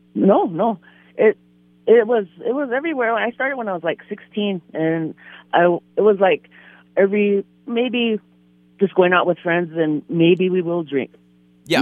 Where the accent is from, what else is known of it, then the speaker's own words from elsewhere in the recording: Standing Rock / Fort Berthold, North Dakota, United States; also born or lived in White Shield, North Dakota; I was born and raised um, Standing Rock. Um, I'm from Fort Berthold. That's um, up north, Newtown, White Shield. I'm from White Shield.